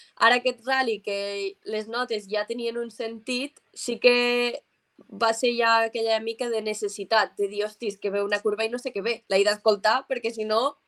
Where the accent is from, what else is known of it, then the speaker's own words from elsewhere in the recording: Mollerussa, Catalonia, Spain; accent: Mollerussa; Jo sóc de Mollerussa, de 20 minutets de Lleida.